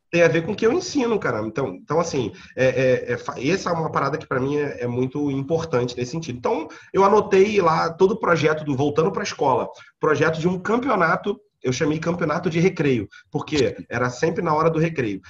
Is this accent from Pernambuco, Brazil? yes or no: no; Rio de Janeiro, Brazil; Eu sou natural da Ilha do Governador, aqui no Rio de Janeiro.